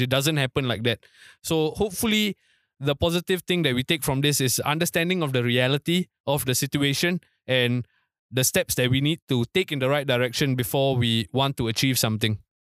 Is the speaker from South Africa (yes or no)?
no; Singapore; also born or lived in Tampines; As Singaporean football fans